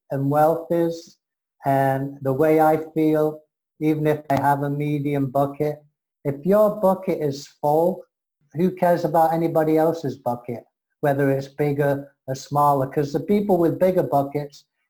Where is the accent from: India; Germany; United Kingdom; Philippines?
United Kingdom; England; I'm English-American